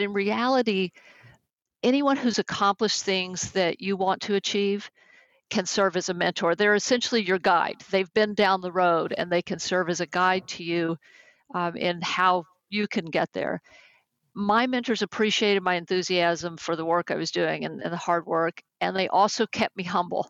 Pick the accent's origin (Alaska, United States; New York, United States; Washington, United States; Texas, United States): Texas, United States; accent: Texas; now in California, United States; though I've lived in California now for more than 30 years, my Texas accent still comes out, especially with certain words